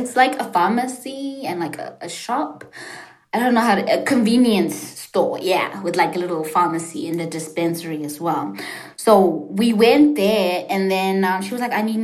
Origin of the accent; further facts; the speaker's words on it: South Africa; English is a second language; moved away as an adult; also born or lived in Washington, D.C., United States; I'm gonna be sent back to South Africa